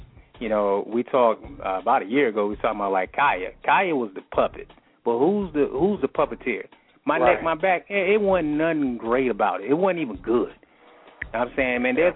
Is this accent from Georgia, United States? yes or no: yes; Atlanta, Georgia, United States; I grew up in Atlanta, you know, Atlanta Public Schools